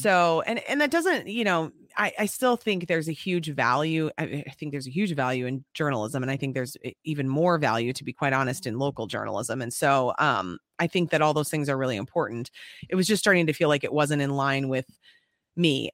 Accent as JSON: {"language": "English", "town": "Apple Valley", "region": "Minnesota", "country": "United States", "said": "I'm from Apple Valley."}